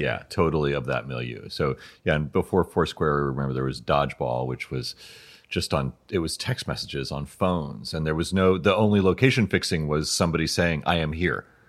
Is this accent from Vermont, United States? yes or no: no; New York City, New York, United States; I, I grew up in New York City